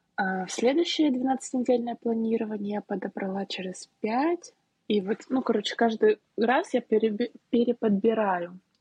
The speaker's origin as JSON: {"language": "Russian", "region": "Saint Petersburg", "country": "Russia", "also_born_or_lived": "Moscow", "said": "Я живу в Москве уже три недели. Я сама из Петербурга."}